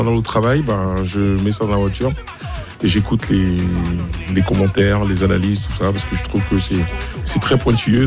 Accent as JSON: {"language": "French", "country": "Côte d’Ivoire", "said": "en tant qu'Ivoirien"}